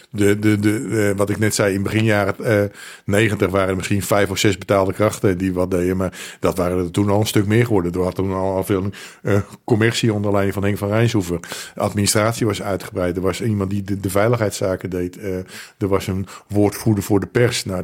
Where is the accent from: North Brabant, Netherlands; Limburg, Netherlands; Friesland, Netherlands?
Friesland, Netherlands; wat, wat die Friese kunnen, ik ben ook Fries.